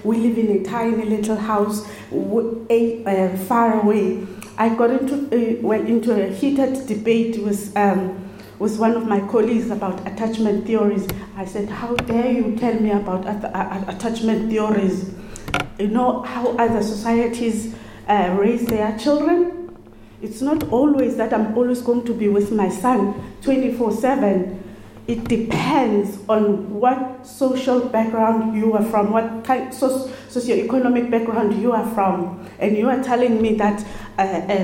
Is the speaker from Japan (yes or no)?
no; South Africa; moved away as an adult; now in Ireland; I'm from South Africa.